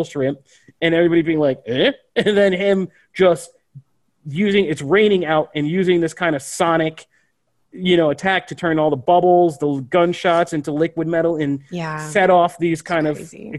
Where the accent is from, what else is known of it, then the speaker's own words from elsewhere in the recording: Pennsylvania, United States; where I grew up in Pennsylvania